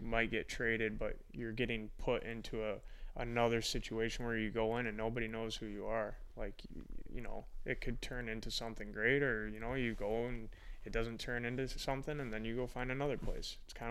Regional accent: Fenton, Michigan, United States; Fenton. It's just north of Ann Arbor.

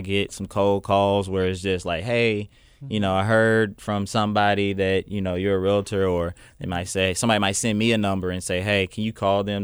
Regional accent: Little Rock, Arkansas, United States; I'm from Southwest Little Rock

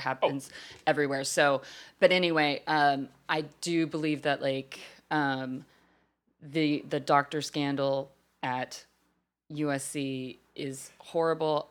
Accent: Fort Worth, Texas, United States; That's in my home, hometown

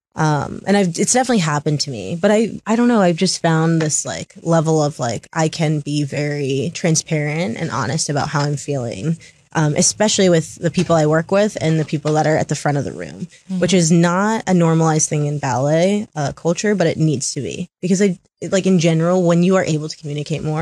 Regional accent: Tacoma, Washington, United States; I'm from Tacoma, I still went to normal high school, went to Curtis High School

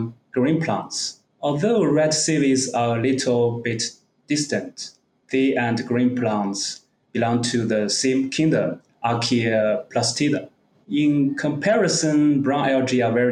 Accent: Zibo, Shandong, China; also born or lived in Qingdao; I was born in the city of Zibo, another city very near Qingdao in Shandong province in the north of China. I almost never left the city until I went to university.

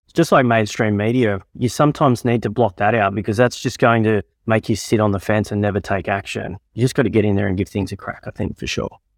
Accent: Tamworth, New South Wales, Australia; born and raised in Tamworth

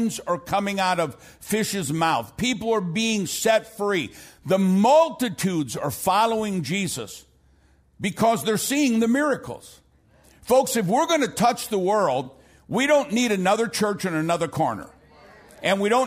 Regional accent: St. Louis, Missouri, United States; now in Dallas, United States; I'm from South St. Louis.

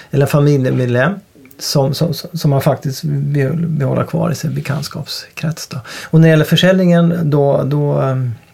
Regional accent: Åtvidaberg, Östergötland, Sweden; då kommer jag ju då från Åtvidaberg

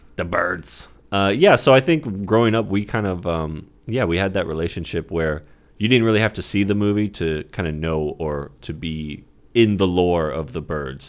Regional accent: Santa Rosa, California, United States; Santa Rosa, my hometown

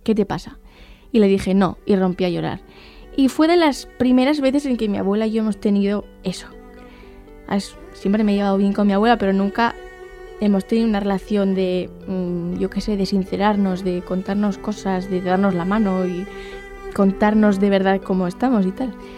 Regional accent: Pamplona, Navarre, Spain; soy de Pamplona y soy estudiante de Periodismo y Filosofía

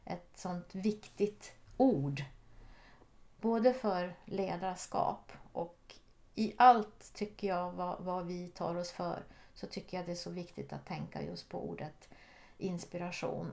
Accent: Norrbotten County, Sweden; moved away as an adult; also born or lived in Jokkmokk / Switzerland / Geneva; Jag är född ovanför polcirkeln i Jokkmokk. Men där bodde vi inte så länge. Men jag har mina rötter långt, långt uppe i norr. Och jag är uppvuxen i, i Norrbotten

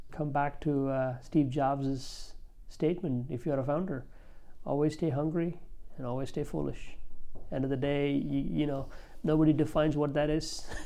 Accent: India; I'm from India

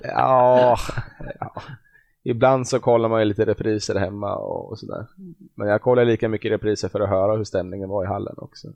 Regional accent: Glanshammar, Örebro County, Sweden; jag har väl spelat lite fotboll när jag var ung i Glanshammar utanför

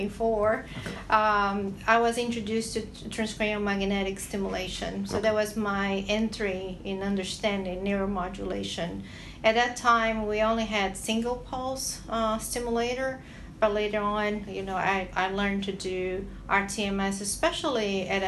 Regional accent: Brazil; moved away as an adult; I'm originally from Brazil

